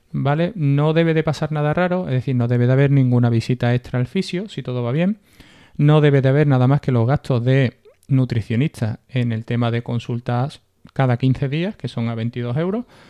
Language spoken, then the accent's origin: Spanish; Seville, Andalusia, Spain; yo soy de Sevilla